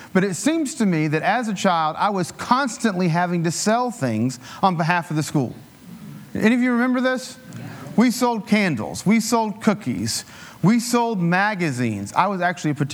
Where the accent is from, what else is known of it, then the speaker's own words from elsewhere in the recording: Appalachian Mountains, United States; I grew up in the Appalachian Mountains. It was, you know, rural